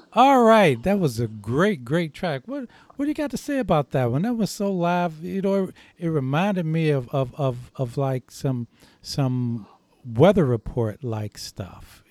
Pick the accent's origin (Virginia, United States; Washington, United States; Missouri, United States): Missouri, United States; St. Louis; I'm from St. Louis